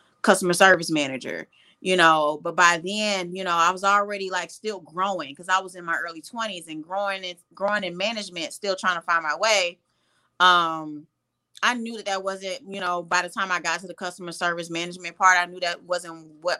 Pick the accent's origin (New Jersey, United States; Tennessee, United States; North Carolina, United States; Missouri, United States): Missouri, United States; St. Louis; moved away as an adult; also born or lived in Atlanta, Georgia; I am originally from St. Louis, Missouri. Born and raised in St. Louis, moved to Atlanta to pursue psychology